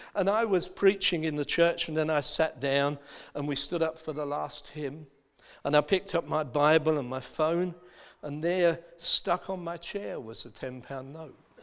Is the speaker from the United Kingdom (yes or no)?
yes; Dagenham, London, United Kingdom; I was born in Dagenham. in Essex.